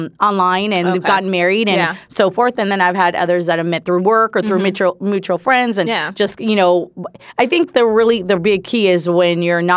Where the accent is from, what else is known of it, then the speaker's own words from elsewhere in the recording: San Francisco Bay Area, California, United States; moved away as an adult; now in Los Angeles, United States; I think I'm from the Bay. Yay. Shout out to the Bay Area.